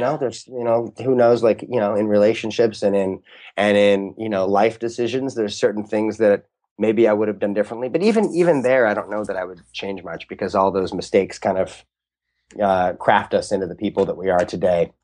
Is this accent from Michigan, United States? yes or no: no; St. Louis, Missouri, United States; also born or lived in Boston; now in Los Angeles, United States; growing up in Saint Louis